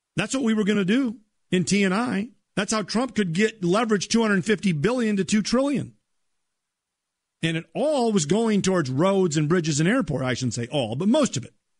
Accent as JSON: {"language": "English", "region": "Minnesota", "country": "United States", "said": "my home state of Minnesota"}